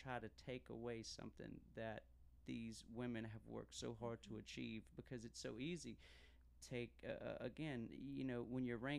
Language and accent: English; Fairfield, South Carolina, United States; District 41, that's where I live, you know, so I'm from Fairfield